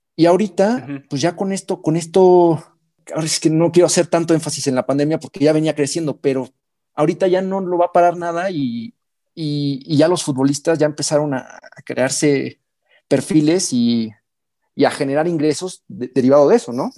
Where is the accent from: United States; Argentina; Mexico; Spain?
Mexico; also born or lived in Hamburg, Germany; un intercambio de seis meses en mi país, en, México